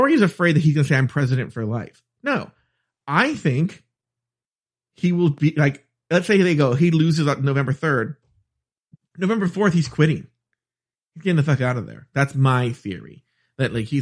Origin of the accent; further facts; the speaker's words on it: United States; I'm American.